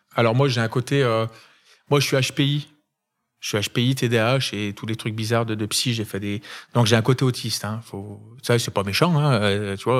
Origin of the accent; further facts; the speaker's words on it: Saint-Étienne, Auvergne-Rhône-Alpes, France; Stéphanois, je suis né à Saint-Etienne